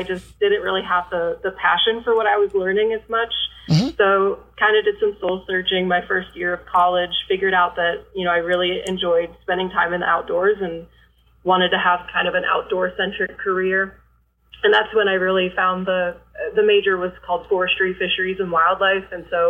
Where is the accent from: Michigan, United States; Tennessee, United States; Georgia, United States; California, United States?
Michigan, United States; also born or lived in Ohio; now in Missouri, United States; So I'm originally from Michigan. I kind of claim Michigan and Ohio both because my dad's family is all from Michigan and my mom's family is from Ohio.